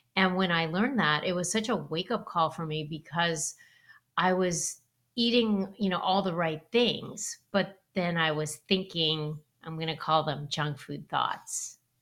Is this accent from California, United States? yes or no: yes; Los Angeles, California, United States; I grew up in Los Angeles